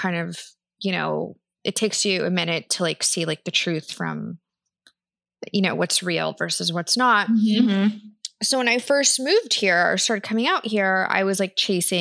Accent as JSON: {"language": "English", "region": "Kansas", "country": "United States", "tie": "born or raised there", "said": "growing up in Kansas"}